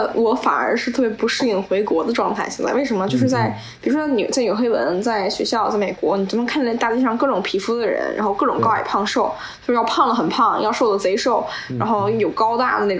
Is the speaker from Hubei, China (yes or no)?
no; Beijing, China; moved away; 因为我们都是北京人，